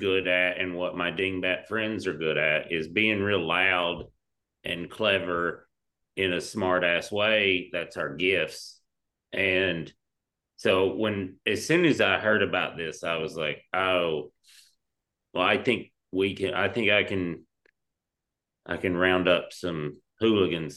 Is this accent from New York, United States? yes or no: no; East Tennessee, United States; I'm a hillbilly from East Tennessee